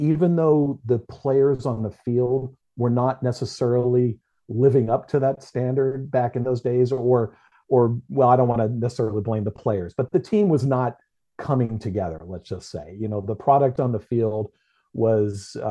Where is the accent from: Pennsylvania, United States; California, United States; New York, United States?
California, United States; Oakland; now in Los Angeles, United States; When I was a little kid growing up in Oakland